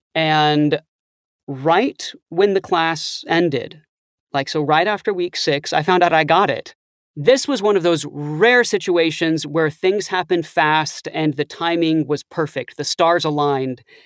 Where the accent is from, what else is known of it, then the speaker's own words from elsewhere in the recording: Austin, Texas, United States; moved away as an adult; also born or lived in Ithaca, New York; I'm originally from Austin, Texas